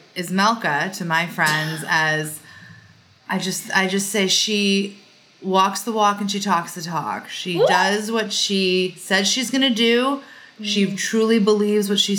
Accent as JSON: {"language": "English", "area": "Long Island", "region": "New York", "country": "United States", "tie": "born or raised there", "said": "I was born and raised on Long Island, New York"}